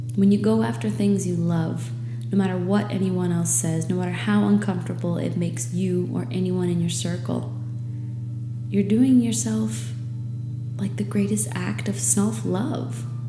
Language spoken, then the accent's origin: English; New England, United States; moved away as an adult; now in Florida Keys, United States; I was growing up in New England where it gets dark at 4 p.m.